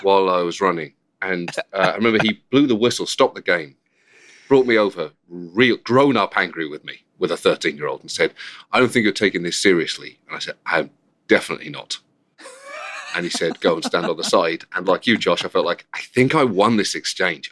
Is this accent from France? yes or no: no; United Kingdom; accent: British; moved away; also born or lived in Bedford; I'm British